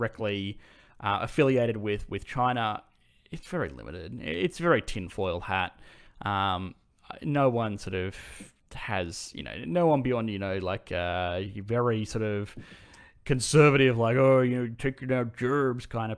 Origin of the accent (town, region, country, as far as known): Australia